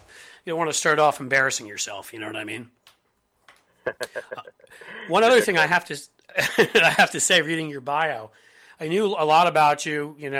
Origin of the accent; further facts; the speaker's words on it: New York City, New York, United States; also born or lived in Washington, D.C. / Philadelphia; now in Cincinnati, United States; I grew up in Manhattan. I'm a Midwesterner now via wife, but I did grow up in New York, and I, you know, my dad was from the Bronx